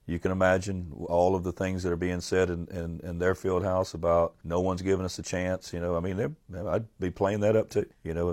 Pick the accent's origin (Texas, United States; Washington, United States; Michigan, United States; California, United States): Texas, United States; Port Arthur; I'm from Port Arthur